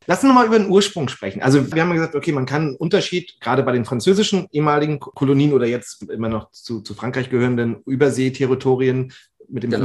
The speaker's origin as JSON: {"language": "German", "town": "Flensburg", "region": "Schleswig-Holstein", "country": "Germany", "said": "ich komme aus Schleswig-Holstein, Flensburg, eine alte Rumstadt"}